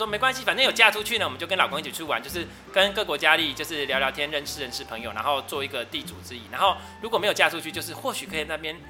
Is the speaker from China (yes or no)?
no; southern Taiwan, Taiwan; 我们都是来自南部的相亲。